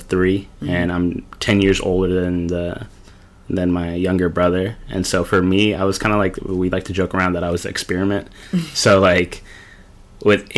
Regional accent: Portland, Oregon, United States; also born or lived in San Diego, California; I'm from Portland. Been here 25 years now.

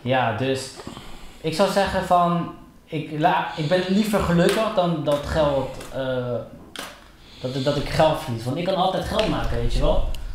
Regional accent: Colombia; moved away; ik was toen in Colombia, ik kom uit Colombia.

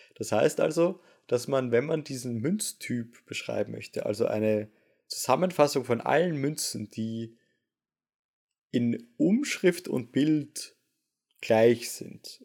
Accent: Vienna, Austria; moved away as an adult; now in Osnabrück, Germany; als Wiener dann doch sehr froh war, dass ich meinen Master sehr entspannt zu Hause machen konnte

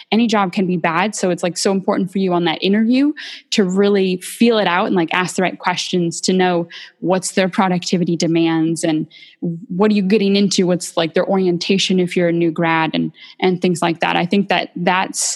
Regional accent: Bakersfield, California, United States; I'm from Bakersfield, California

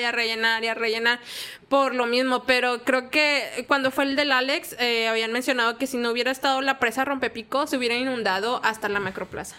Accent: Monterrey, Nuevo León, Mexico; yo sí soy de Monterrey, Monterrey, soy del área norponiente

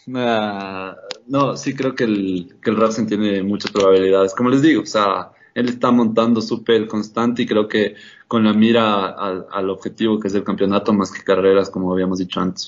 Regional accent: Ecuador; como ecuatorianos

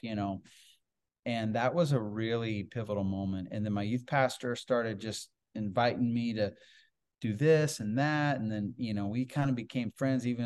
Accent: Iowa, United States; I grew up primarily in Iowa, grew up on a farm.

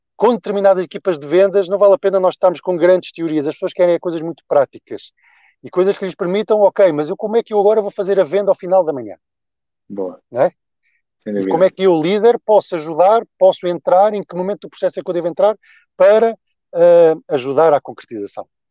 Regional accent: Centro, Portugal; moved away as an adult; also born or lived in Algarve / North of Portugal; Zona centro foi a zona, enfim, onde eu cresci, onde fiz toda a minha infância e juventude

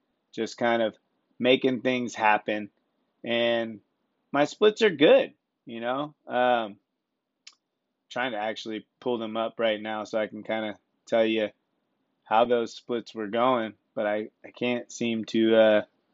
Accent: Sonoma County, California, United States; I'm from Sonoma County, and Santa Rosa is one of our bigger towns

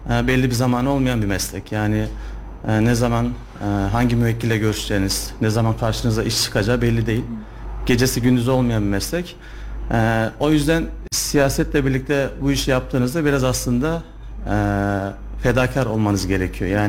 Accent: Sivas, Sivas Province, Turkey; now in Kayseri, Turkey; Kayseri'de avukatlık yapıyorum yaklaşık 7 yıldır. Ee, aslen Sivaslıyım.

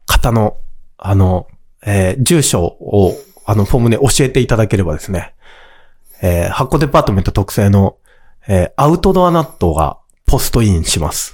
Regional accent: Kanto, Japan; 僕もやっぱり関東の生まれなので、東海の生まれじゃない

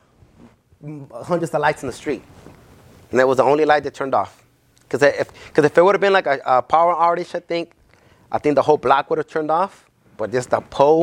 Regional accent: Los Angeles, California, United States; I'm from Mid-City

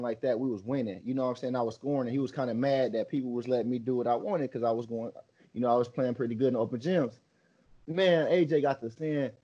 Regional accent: Illinois, United States; It's the whole state of Illinois making you feel like you just the king. You know, so like this is my home state

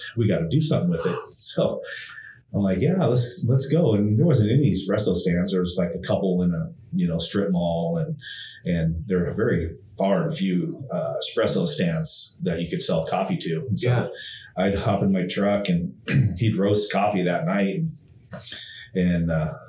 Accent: Bonney Lake, Washington, United States; We're both hillbillies from Bonnie Lake

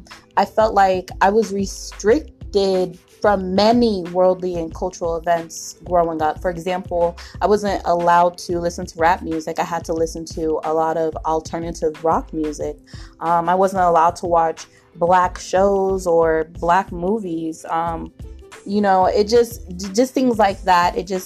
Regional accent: Miami, Florida, United States; born there; also born or lived in England / Illinois / Colorado; now in Arizona, United States; I was born in Miami, Florida, but I moved around a lot of the years. I lived in Florida, England, Illinois, then Colorado, back to Illinois, and now I'm here in Arizona.

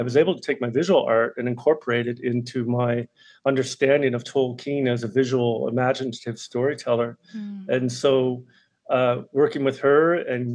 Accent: Sydney, Nova Scotia, Canada; moved away; growing up in Sydney, Cape Breton, is in the 1980s

